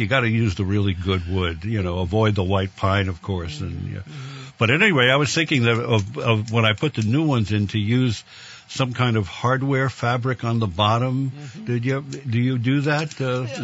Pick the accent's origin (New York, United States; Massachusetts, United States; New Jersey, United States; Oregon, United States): New York, United States; New York City; now in Vermont, United States; growing up in the Bronx